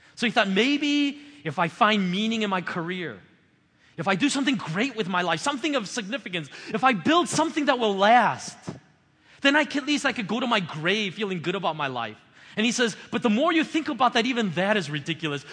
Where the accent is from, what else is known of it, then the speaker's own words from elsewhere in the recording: United States; as an American